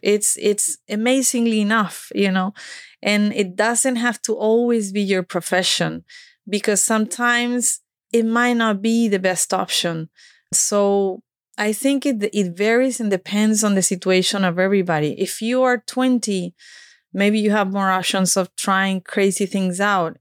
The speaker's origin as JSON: {"language": "English", "town": "Málaga", "region": "Andalusia", "country": "Spain", "tie": "born or raised there", "also_born_or_lived": "United States", "second_language": "English", "moved": "as an adult", "said": "I grew up in Spain"}